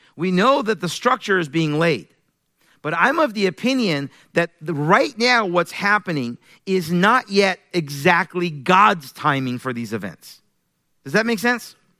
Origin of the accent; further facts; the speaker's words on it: Iran; moved away; I'm originally from Iran. I was born in Iran, raised in a Muslim family